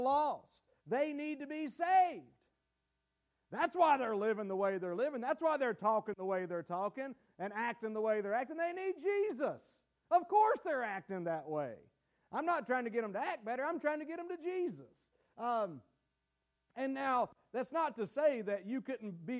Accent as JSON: {"language": "English", "country": "United States", "said": "as American Christians"}